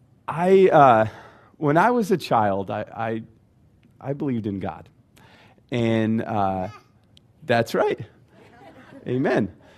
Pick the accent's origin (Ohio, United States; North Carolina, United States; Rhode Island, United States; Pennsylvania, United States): Rhode Island, United States; So originally, I'm from Rhode Island, and you might not know that or recognize that, because I try really hard to put R's on the end of my words.